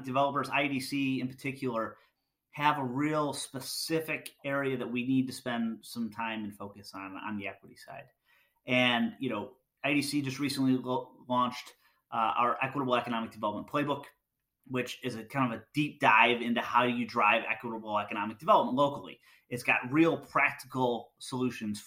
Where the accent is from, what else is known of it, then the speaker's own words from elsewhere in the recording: Michigan, United States; So I'm from Michigan, so I spent a lot of time in Michigan, and Detroit's, you know, close to home.